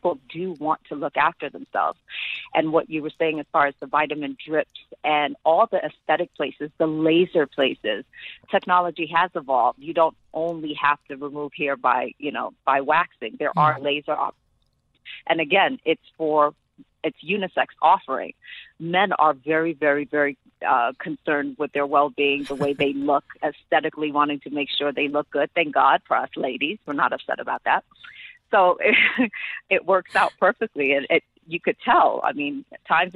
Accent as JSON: {"language": "English", "country": "Ethiopia", "tie": "born or raised there", "also_born_or_lived": "New York, United States / South Africa", "moved": "yes", "said": "I was born and raised in Ethiopia"}